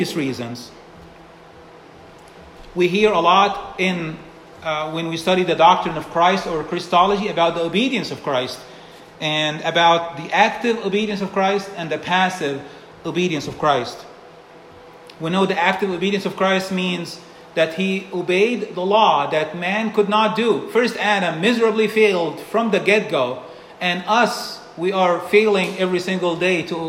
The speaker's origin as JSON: {"language": "English", "country": "Egypt", "tie": "born or raised there", "moved": "yes", "said": "Growing up in Egypt"}